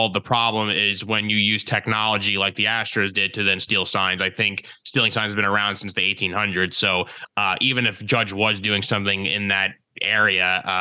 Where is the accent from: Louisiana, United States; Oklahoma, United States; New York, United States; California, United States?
New York, United States; New York City; I'm from New York City